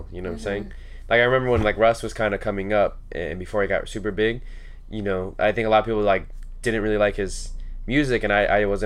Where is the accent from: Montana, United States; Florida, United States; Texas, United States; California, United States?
California, United States; Orange County; I grew up here in Orange County